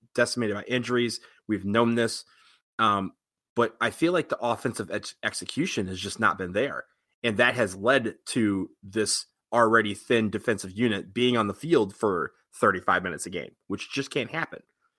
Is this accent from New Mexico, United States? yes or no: no; Detroit, Michigan, United States; I'm from Detroit.